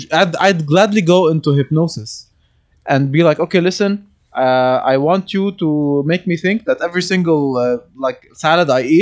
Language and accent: English; Lebanon; moved away; I'm from Lebanon